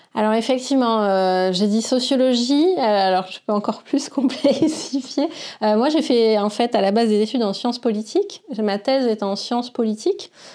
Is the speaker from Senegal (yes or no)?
yes; Senegal; moved away; also born or lived in Bordeaux, France; j'ai grandi au Sénégal